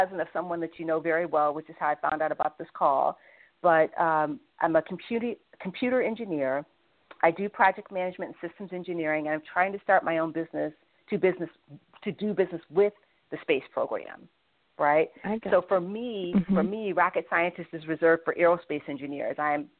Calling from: Washington, District of Columbia, United States; calling. I'm calling from Washington, D.C.

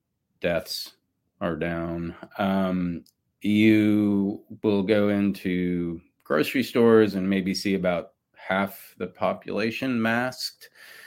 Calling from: Austin, Texas, United States; Yeah, I'm calling in from Austin, Texas, and the pandemic situation in Austin is, you know, people are pretty relaxed these days.

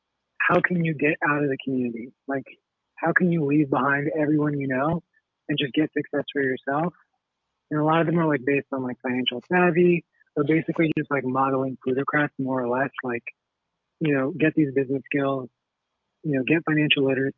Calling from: Seattle, Washington, United States; You're calling from Seattle.

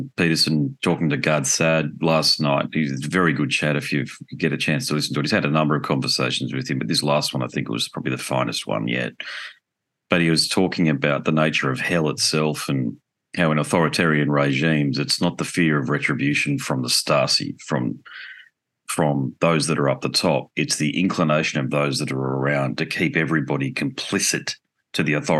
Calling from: Gold Coast, Queensland, Australia; Just a little south of Brisbane in Australia, Gold Coast.

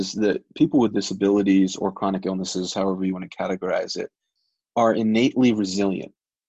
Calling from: Albuquerque, New Mexico, United States; right now I'm calling in from Albuquerque. I'm in Albuquerque for the entire month, right?

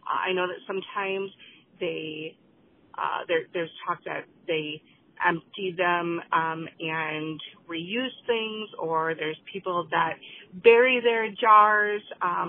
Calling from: Wisconsin, United States; I'm calling from Wisconsin.

